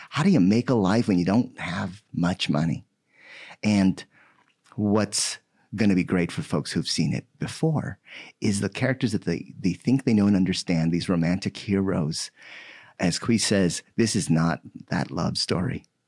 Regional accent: Philippines; now in United States; I was born in the Philippines, and just last month, I celebrated my forty years here in the United States

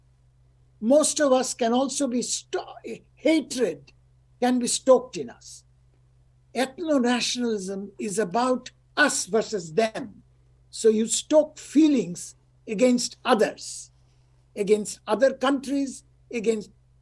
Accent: India; now in United States; I live in the United States, I'm from India.

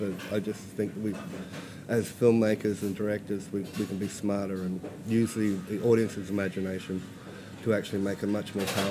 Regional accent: Alice Springs, Northern Territory, Australia; moved away; I'm from Alice Springs, born and bred.

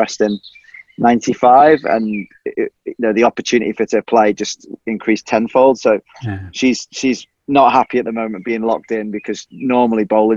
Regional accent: Isle of Man; accent: mongrel accent; moved away as an adult; now in Liverpool, United Kingdom; My mum and dad are both English, so I was born on the Isle of Man.

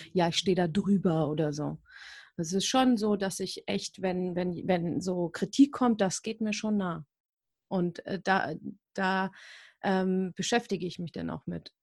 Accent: Hamburg, Germany; moved away; also born or lived in Buxtehude / Berlin; Ich komme aus so einem kleinen Dorf, das letzte Dorf in Hamburg

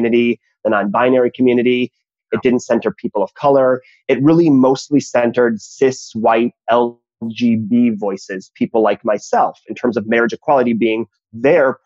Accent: Minnesota, United States; I grew up in Minnesota in the 80s and the 90s

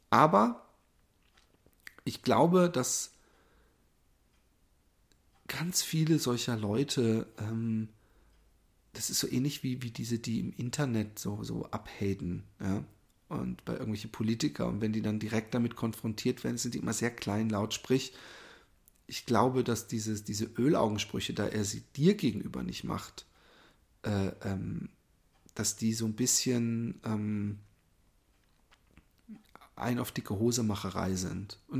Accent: Germany; ich bin hier in Deutschland aufgewachsen, ich spreche keine andere Sprache.

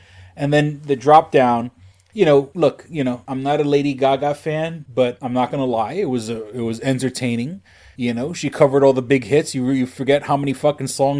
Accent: New York City, New York, United States; growing up in New York City

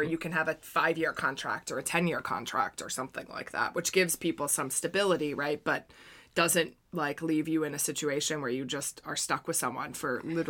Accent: United States; As an American, I can't support England for

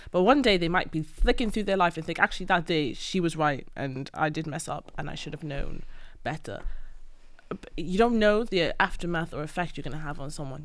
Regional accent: Wales, United Kingdom; I grew up in Wales

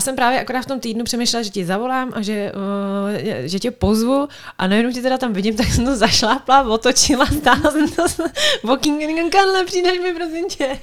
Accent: Czechia; tak já, eh, pocházím z Třevenic

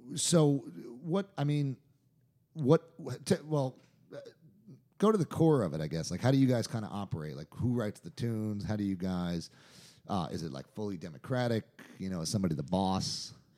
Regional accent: New York, United States; I'm from New York and my wife's a Jew

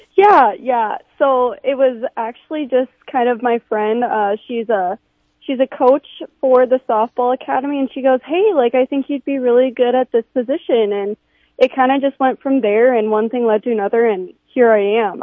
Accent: Sioux Falls, South Dakota, United States; I'm I'm from Sioux Falls. I went to Harrisburg.

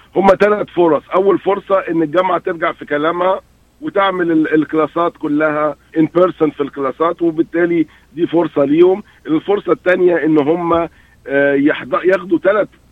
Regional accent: Egypt; احنا عندنا جامعات في, في مصر

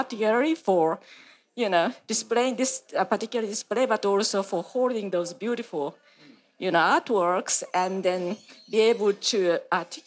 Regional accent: Japan; moved away as an adult; now in Australia; when I was in Japan

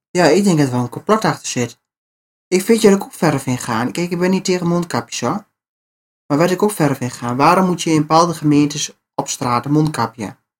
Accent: Netherlands; wij als Nederlanders

